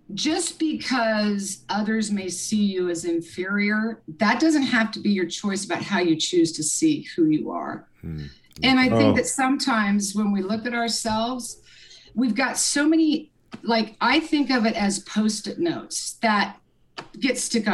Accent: Lawrence, Kansas, United States; I grew up in Kansas, Lawrence, Kansas. I'm a Midwest girl

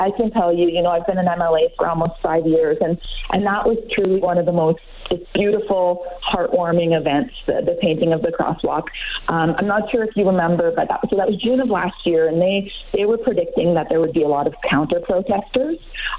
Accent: Barrhead, Alberta, Canada; I grew up in Barrhead, Alberta, just down the road, kind of the rivaling town.

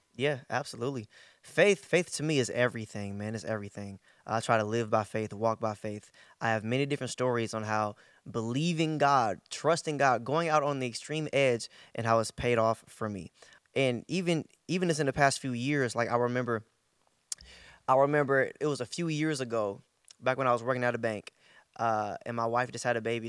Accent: Bay Area, Northern California, United States; I'm from the Bay Area, Northern California.

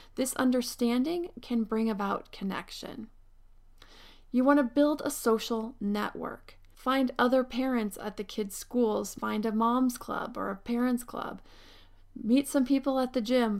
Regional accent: Pennsylvania, United States; now in Southern California, United States; I grew up in Pennsylvania where winters came and pretty much stayed from December to March

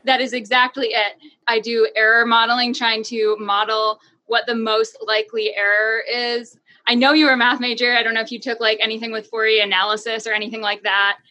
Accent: New Hampshire, United States; I am from New Hampshire

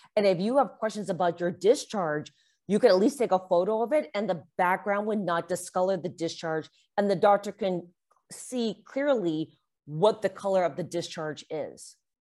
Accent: Canada; I'm Canadian

